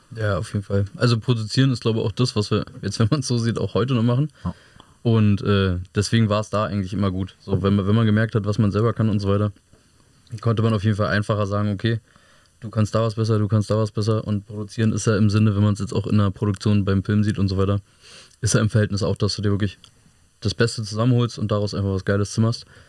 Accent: Hohenschönhausen, Berlin, Germany; bei der alten Feuerwache bei uns in Hohenschönhausen

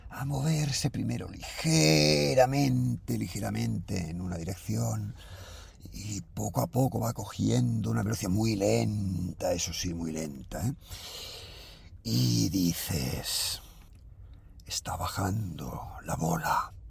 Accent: Galicia, Spain; Sí, pero, claro, como soy gallego, pues a lo mejor usted no sabe si estoy diciendo la verdad o estoy diciendo la mentira

